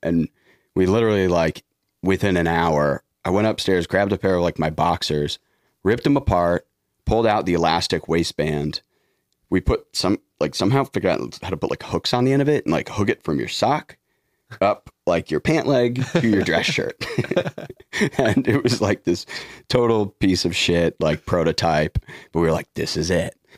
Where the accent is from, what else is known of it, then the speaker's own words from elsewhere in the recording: Detroit, Michigan, United States; I'm from Detroit